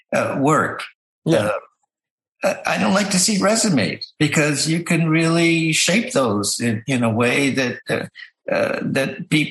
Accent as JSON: {"language": "English", "region": "Ohio", "country": "United States", "tie": "born or raised there", "also_born_or_lived": "Indiana / Iowa / Michigan", "said": "You know, as a baby when we moved to Ohio."}